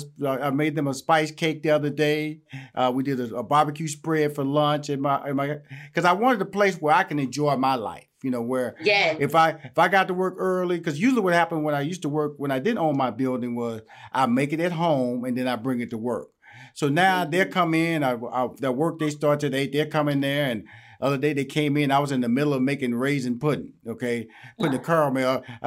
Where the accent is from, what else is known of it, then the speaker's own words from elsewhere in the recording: Houston, Texas, United States; I'm from Houston, Texas. I'm country. So I'm country. Okay. Used to say I'm country. And don't let the suit fool you. Don't let the semi-articulation may fool you. Your boy is straight up out of Fifth Ward, Texas.